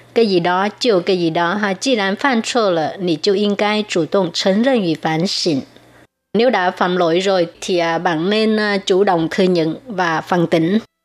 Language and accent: Vietnamese; Vietnam; first language Vietnamese; now in Taiwan